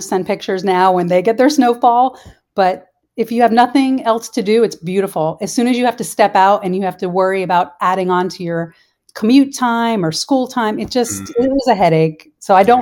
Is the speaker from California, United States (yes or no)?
no; New Jersey, United States; moved away as an adult; also born or lived in Columbus, Ohio / South Carolina; now in Florida, United States; I grew up in New Jersey